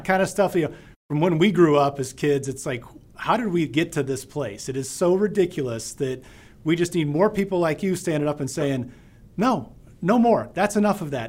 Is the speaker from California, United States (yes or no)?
no; Deming, New Mexico, United States; I was born and raised in Deming, New Mexico